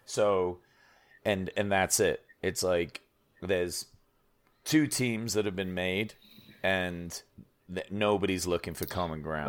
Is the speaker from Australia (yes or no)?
no; England, United Kingdom; I'm from England